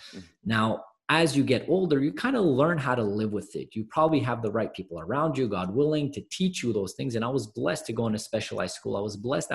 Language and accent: English; Montreal, Quebec, Canada; I'm actually from Montreal, Canada